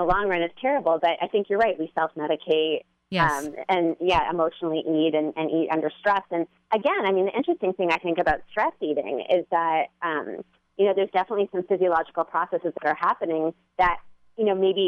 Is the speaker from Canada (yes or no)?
yes; Canada; I'm Canadian, so I will say that I, you know, I grew up in a very different environment